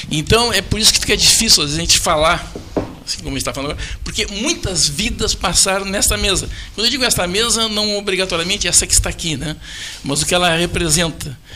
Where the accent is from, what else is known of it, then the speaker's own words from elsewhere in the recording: Pedro Osório, Rio Grande do Sul, Brazil; De qualquer maneira, a gente veio lá de Pedro Osório, né?